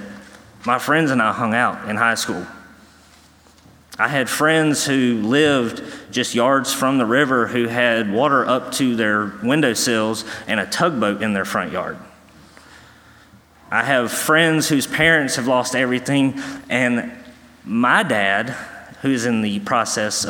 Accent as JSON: {"language": "English", "town": "New Bern", "region": "North Carolina", "country": "United States", "moved": "yes", "said": "I am from New Bern, North Carolina"}